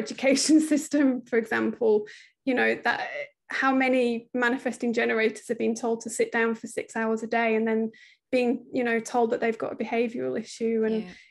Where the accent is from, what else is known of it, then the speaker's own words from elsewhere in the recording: United Kingdom; accent: British; moved away as an adult; from the accent, you can tell we're British, but we live over here. We moved just before the pandemic